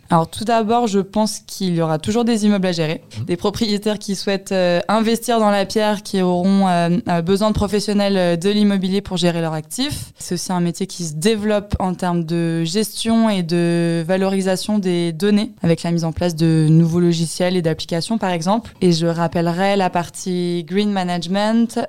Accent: Sainte-Geneviève-des-Bois, Île-de-France, France; j'ai grandi en région parisienne, dans l'Essonne et plus précisément dans la ville de Sainte-Geneviève-des-Bois

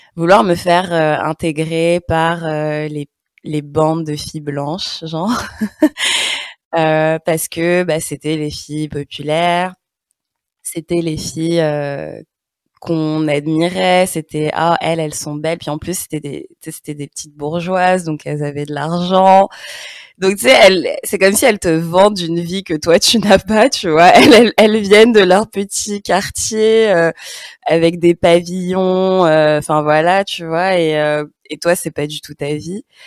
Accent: Paris region, Île-de-France, France; accent: French, Parisian; moved away as an adult; Moi, j'ai grandi en HLM, euh, donc euh, vite banlieusarde

